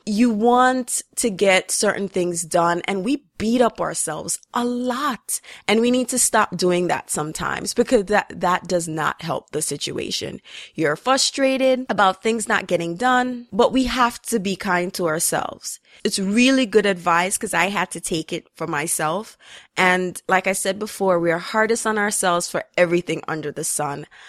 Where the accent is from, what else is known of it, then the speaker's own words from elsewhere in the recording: Jamaica; growing up in Jamaica